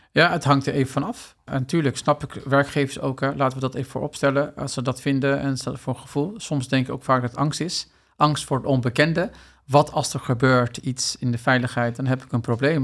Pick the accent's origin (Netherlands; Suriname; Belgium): Netherlands; ik ben hier opgegroeid in Nederland